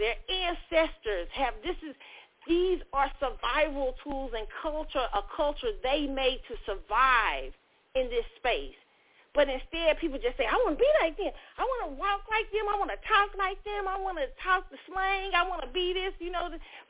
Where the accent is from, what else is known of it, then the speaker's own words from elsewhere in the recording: United States; as a Black American woman, she's doing good. But I can't be measured in the same stick as Nigerians because I'm not Nigerian. So you're going to think of me as an American.